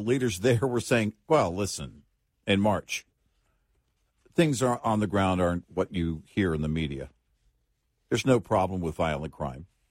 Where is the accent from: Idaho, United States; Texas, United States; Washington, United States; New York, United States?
Texas, United States; as a Texan